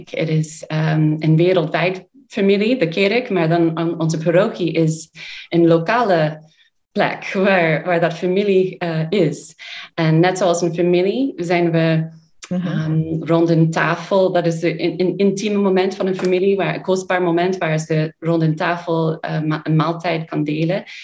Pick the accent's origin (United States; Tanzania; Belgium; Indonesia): United States; Dutch is a second language; now in Sittard, Netherlands; Wij komen uit Amerika. Ehm, twee van ons die nu hier zitten, zijn eh, van, van de oorspronkelijke groep in 2014. Dus wij zijn eh, al acht jaar in, in, eh, in Sittard, in Nederland.